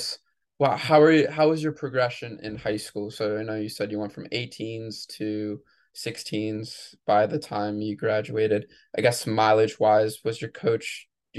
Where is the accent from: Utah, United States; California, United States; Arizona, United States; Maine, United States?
Maine, United States; moved away as an adult; now in New Jersey, United States; I'm from Maine